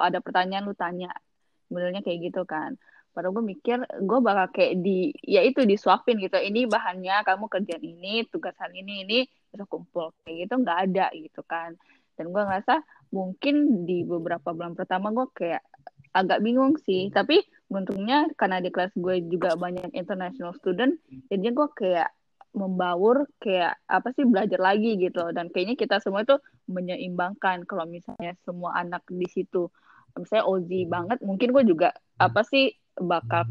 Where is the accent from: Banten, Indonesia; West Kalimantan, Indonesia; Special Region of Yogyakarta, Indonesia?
West Kalimantan, Indonesia; Singkawang; moved away as an adult; now in Sydney, Australia; gue kan dari SMA benar-benar dari Singkawang langsung ke Sydney